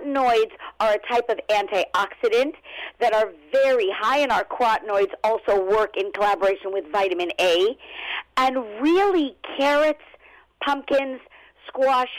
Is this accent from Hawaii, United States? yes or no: no; Los Angeles, California, United States; also born or lived in Brooklyn; now in New York, United States; originally I'm from Los Angeles, born and raised, but I was transplanted to New York